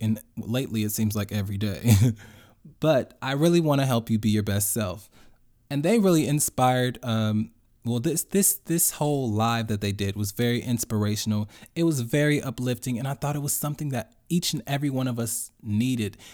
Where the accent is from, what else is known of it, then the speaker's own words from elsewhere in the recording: Chicago, Illinois, United States; I grew up and went to Roseland Christian School in Chicago.